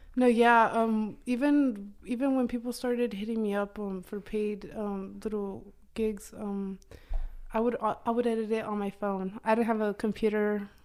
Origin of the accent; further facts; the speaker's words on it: Oklahoma, United States; also born or lived in Durango, Mexico; I moved to Oklahoma, um, maybe I was one year, nine months around that time